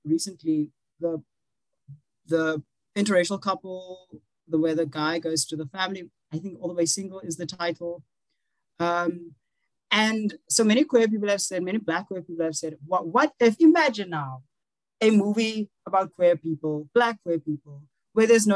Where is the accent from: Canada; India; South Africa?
South Africa; I am a South African, so we have civil rights